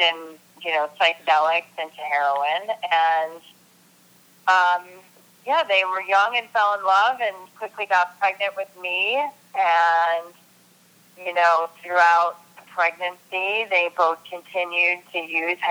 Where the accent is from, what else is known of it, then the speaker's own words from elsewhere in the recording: Rochester, New York, United States; I'm from Rochester, New York. I'm from upstate New York